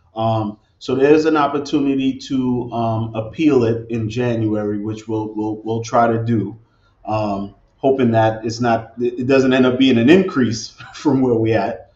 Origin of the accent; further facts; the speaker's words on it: New York City, New York, United States; moved away as an adult; now in Newark, United States; I'm originally from Brooklyn